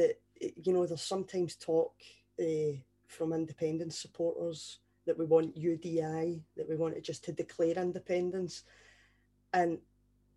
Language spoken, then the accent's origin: English; Scotland, United Kingdom; from a Scottish perspective